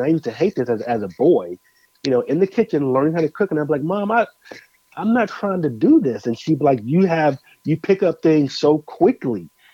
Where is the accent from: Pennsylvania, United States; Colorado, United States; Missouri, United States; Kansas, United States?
Colorado, United States; Denver; also born or lived in Moline, Illinois; now in Nashville, United States; born in Illinois Moline grew up in Denver, Colorado, and currently reside uh, in Nashville, Tennessee